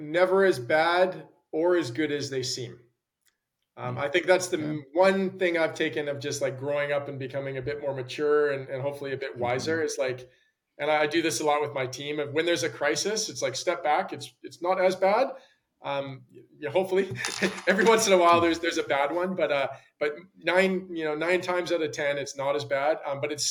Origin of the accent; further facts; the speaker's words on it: Calgary, Alberta, Canada; moved away as an adult; now in London, United Kingdom; I grew up in Calgary